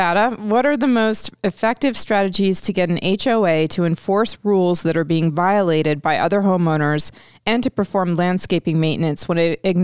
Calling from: Florida, United States; Okay, I'm from … in Florida.

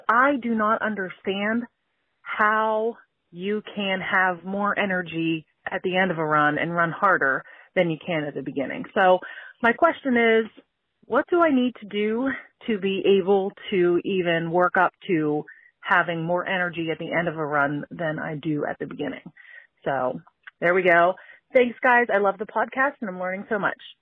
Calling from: Altoona, Pennsylvania, United States; I'm calling from Altoona, Pennsylvania

